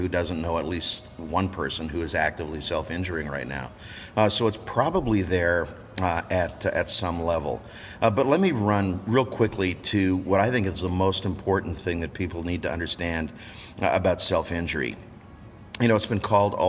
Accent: Canada; I'm a Canadian

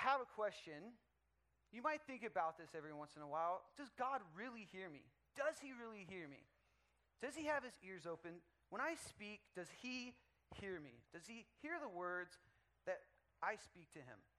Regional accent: Dallas, Texas, United States; now in California, United States; I'm from Dallas, Texas

